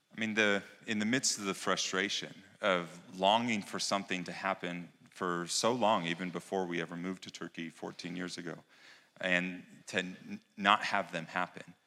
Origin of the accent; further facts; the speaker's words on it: United States; moved away; being an American